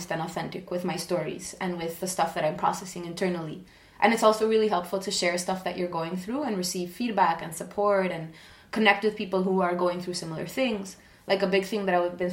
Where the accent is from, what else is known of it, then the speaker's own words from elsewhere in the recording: Argentina; I'm from Argentina